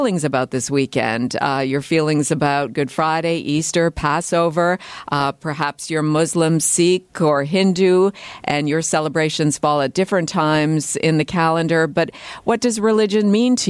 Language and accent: English; Canada; Growing up in Canada as a Christian in the United Church